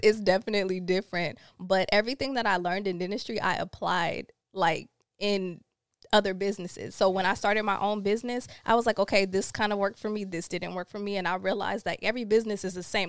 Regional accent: Rancho Cucamonga, California, United States; also born or lived in Los Angeles / Jamaica (family); I grew up in Rancho Cucamonga, like, Ontario, like, I always went to school in L A, but we always lived out there

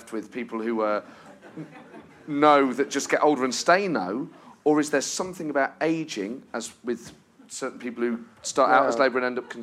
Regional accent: Nottingham, East Midlands, United Kingdom; even though I was from Nottingham

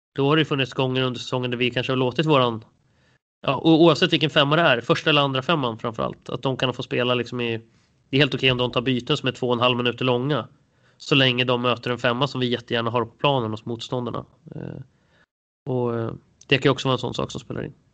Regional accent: Storvreta, Uppsala County, Sweden; also born or lived in Jönköping; jag är faktiskt född i Jönköping. Jag brukar alltid säga att jag är från Uppsala, men jag, jag, jag är uppvuxen i alla fall i Storvreta utanför Uppsala.

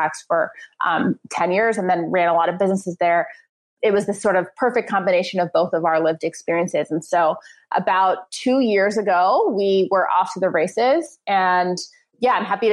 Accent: suburbs of New York City, United States; I grew up in the New York area, in the suburbs of New York City

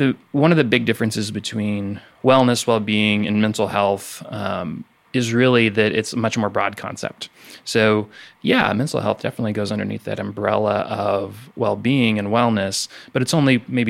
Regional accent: Savannah, Missouri, United States; moved away as an adult; now in Mississippi, United States; I'm not originally from Mississippi. I'm originally from Savannah, Missouri, which if you haven't heard of it, it's about an hour north of Kansas City, Missouri

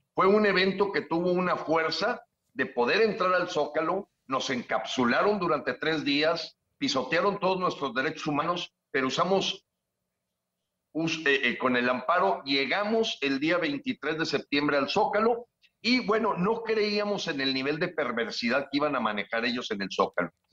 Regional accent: Mexico

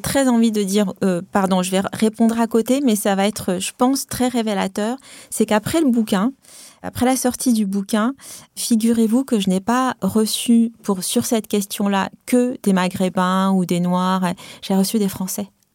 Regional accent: Tunisia; now in France; Moi, je suis une immigrée. Hein. moi, j'ai grandi euh, en Afrique du Nord, je parle arabe, j'ai une culture arabe, je, enfin, voilà, tunisienne

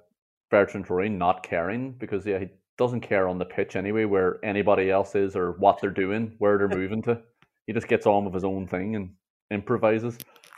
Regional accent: Ireland; Well, seeing as we, as in Irish people, have no association with the areas or the cities the clubs are based

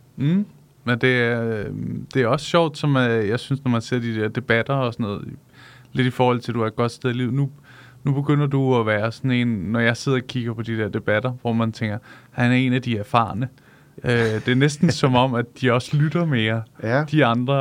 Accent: Solrød, Zealand, Denmark; jeg kommer fra Solrød

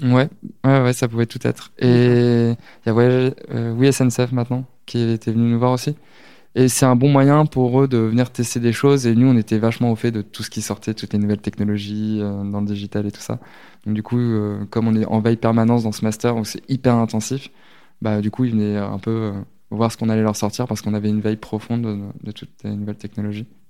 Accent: near Lisieux and Deauville, Normandy, France; moved away; also born or lived in Lille; J'ai grandi en Normandie, euh, à côté de Lisieux, Deauville, toutes ces villes-là un peu connues. Donc à la campagne

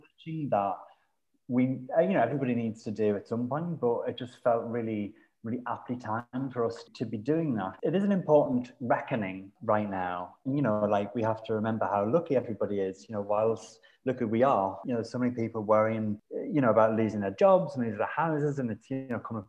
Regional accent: Sunderland, North East England, United Kingdom; now in London, United Kingdom; I come from Sunderland, which is a city that's by the sea, and you can see the sea from my house.

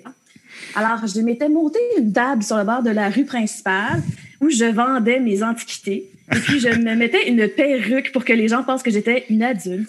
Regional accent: Frelighsburg, Quebec, Canada; je suis une petite fille de la campagne des cantons de l'Est. Euh, j'ai grandi à Frolexburg, dans un petit village

